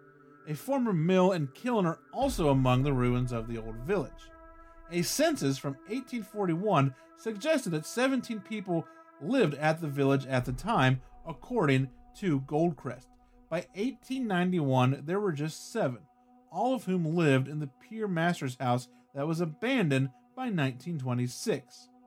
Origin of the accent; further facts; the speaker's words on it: Australia; I am Australian.